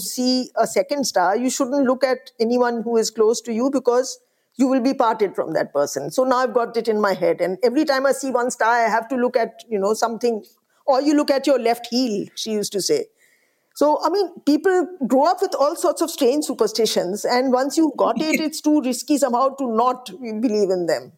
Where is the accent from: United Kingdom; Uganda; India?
India; Allahabad, Uttar Pradesh; I grew up in the Hindi heartland. I grew up in Allahabad